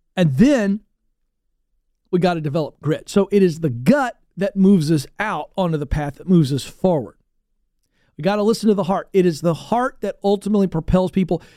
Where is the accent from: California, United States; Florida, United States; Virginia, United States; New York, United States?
Virginia, United States; Virginia Beach; I grew up in Virginia Beach area, uh, the Tidewater, coastal area of Virginia